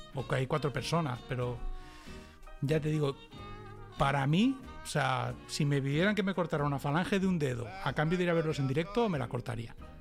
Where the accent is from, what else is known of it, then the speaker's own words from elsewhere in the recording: Castelldefels, Catalonia, Spain; now in Dallas, United States; yo soy de Castefa